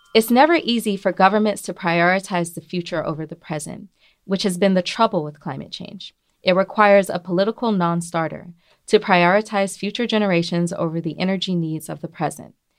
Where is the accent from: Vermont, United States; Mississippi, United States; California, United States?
Mississippi, United States; moved away; I'm, I'm originally from Mississippi, nearby Louisiana